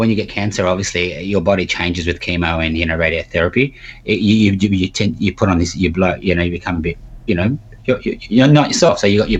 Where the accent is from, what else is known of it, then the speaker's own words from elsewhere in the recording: Australia; I said, look, I'm from Australia.